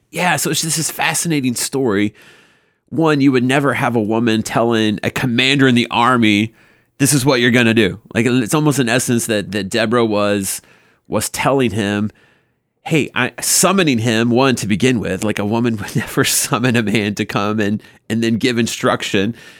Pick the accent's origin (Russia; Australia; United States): United States; the South; I grew up in the South